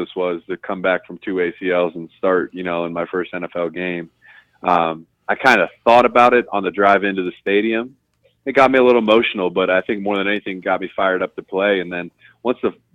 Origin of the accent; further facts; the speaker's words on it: Columbus, Ohio, United States; I'm a kid from Columbus, Ohio